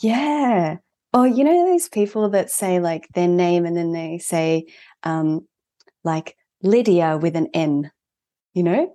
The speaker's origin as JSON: {"language": "English", "town": "Melbourne", "region": "Victoria", "country": "Australia", "tie": "born or raised there", "also_born_or_lived": "Japan", "said": "at the age of four, I moved here. So I'm first gen, but, um, I definitely spent the, the majority of my life here. And, um, I grew up here."}